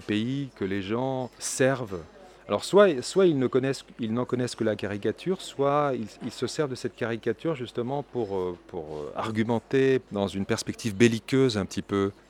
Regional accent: France; en tant que Français

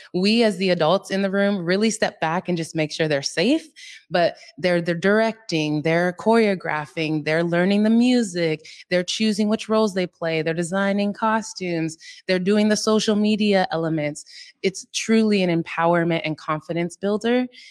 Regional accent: Seattle, Washington, United States; I'm from Seattle

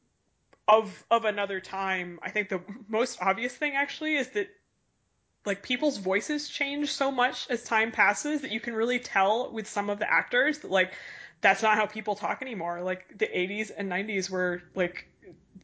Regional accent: Boston, Massachusetts, United States; I am from Boston and grew up

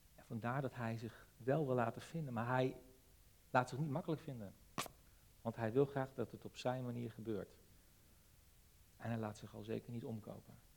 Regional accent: Netherlands

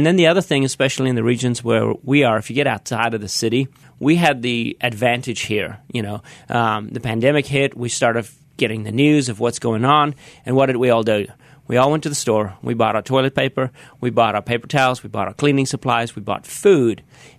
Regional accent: South Africa; accent: South African; moved away; born and raised in South Africa.

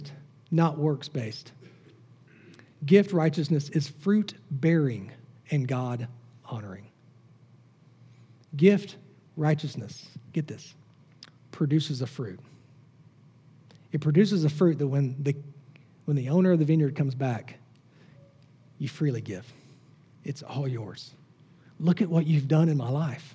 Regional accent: the South, United States; I grew up in the South

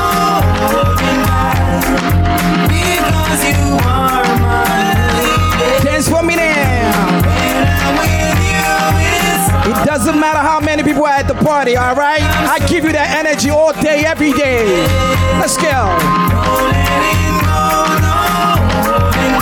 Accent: Chicago, Illinois, United States; born and raised in Chicago. Like your boy here

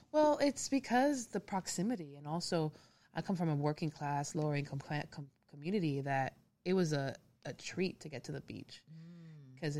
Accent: Hialeah, Florida, United States; moved away as an adult; also born or lived in California; now in Memphis, United States; I am originally from Miami. I grew up in Hialeah

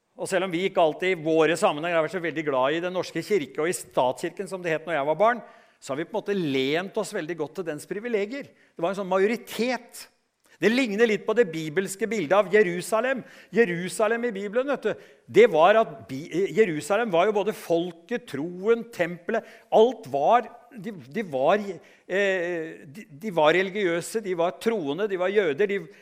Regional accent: Norway

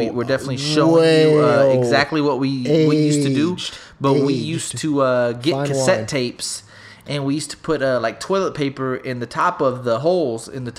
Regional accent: Smithville, United States; I'm drawing a blank, and I'm from Smithville.

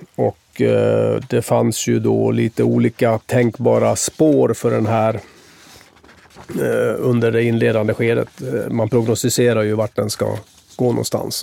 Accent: Sweden; also born or lived in Tampa, United States; som svensk

